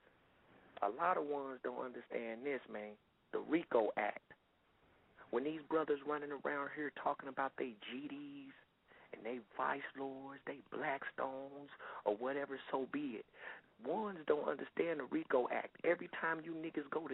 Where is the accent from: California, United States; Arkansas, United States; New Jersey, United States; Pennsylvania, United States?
California, United States; Oakland; also born or lived in Chicago, Illinois; now in Huntsville, United States; where I'm from the Yay area